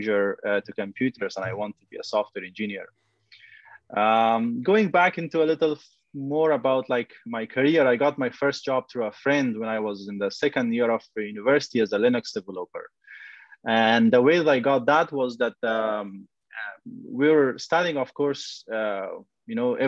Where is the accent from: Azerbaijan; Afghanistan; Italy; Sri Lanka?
Afghanistan; Kabul; now in Vancouver, Canada; I was born in Afghanistan, in Kabul